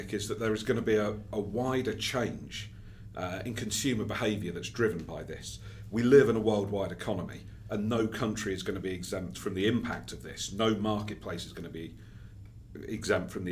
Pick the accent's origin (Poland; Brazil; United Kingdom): United Kingdom; I'm British, speaking from there